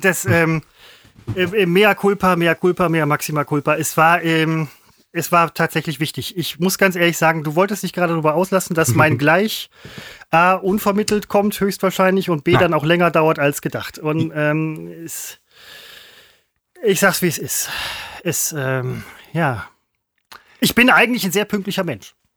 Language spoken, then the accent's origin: German; Germany; moved away; da, wo ich herkomme, wo ich gebürtig herkomme, aus Heidhausen